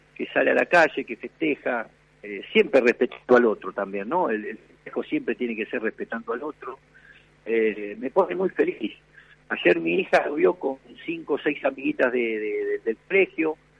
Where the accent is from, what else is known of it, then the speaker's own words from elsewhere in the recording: Argentina; yo como, como argentino